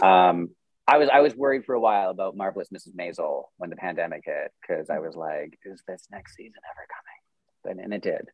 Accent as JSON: {"language": "English", "country": "Canada", "said": "I'm Canadian"}